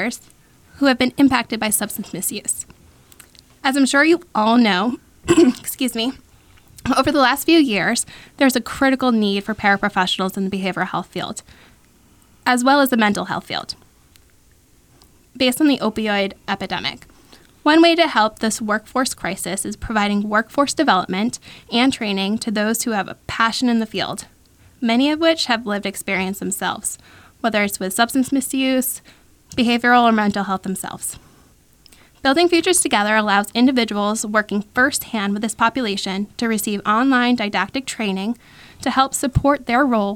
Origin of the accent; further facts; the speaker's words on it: New Hampshire, United States; moved away as an adult; also born or lived in Florida; I was born and raised in New Hampshire